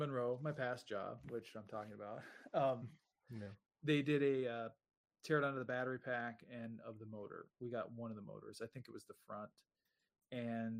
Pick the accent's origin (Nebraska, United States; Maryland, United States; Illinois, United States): Nebraska, United States; my home state